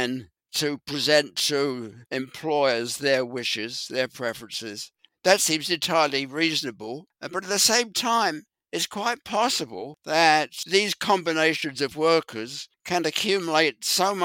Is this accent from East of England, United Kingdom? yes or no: no; London, United Kingdom; moved away; I grew up in West London